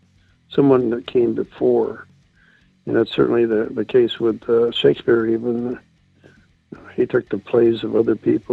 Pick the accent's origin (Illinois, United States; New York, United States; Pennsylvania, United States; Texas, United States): Illinois, United States; Chicago; moved away as an adult; now in Nitro, United States; I grew up in Chicago, and Chicago gives you quite a background for characters. And I moved from place